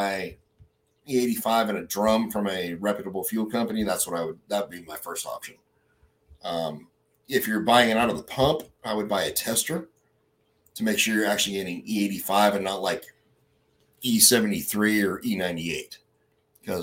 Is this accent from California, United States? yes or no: yes; Santa Cruz, California, United States; now in North Carolina, United States; I'm from Santa Cruz, California originally